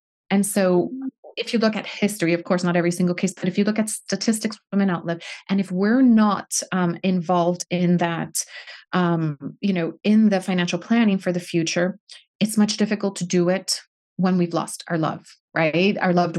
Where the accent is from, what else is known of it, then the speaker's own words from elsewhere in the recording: United States; now in United Kingdom; being an American in Britain. I've had to navigate both worlds.